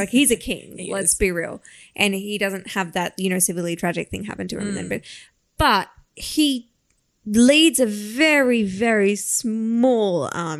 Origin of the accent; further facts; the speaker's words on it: Australia; we're Australian and we love an underdog